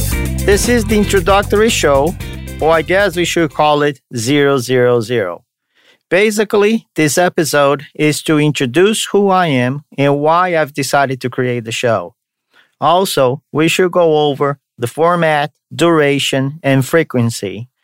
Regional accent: São Paulo, Brazil; Now you know that I'm from Brazil, from the state of São Paulo, which has the capital also called São Paulo. So I'm from São Paulo, Brazil.

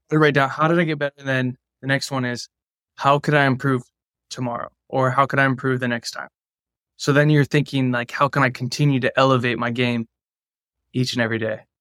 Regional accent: San Juan Capistrano, California, United States; I grew up in Southern California in Orange County

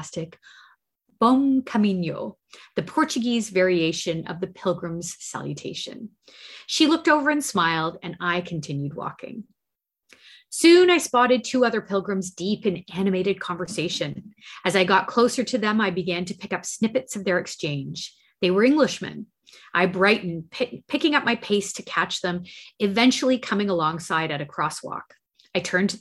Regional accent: Canada; we're Canadian

